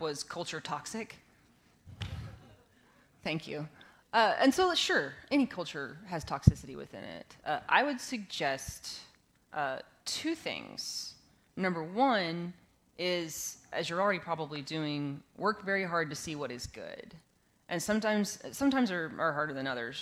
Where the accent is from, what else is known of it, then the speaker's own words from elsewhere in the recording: West Texas, United States; I grew up in West Texas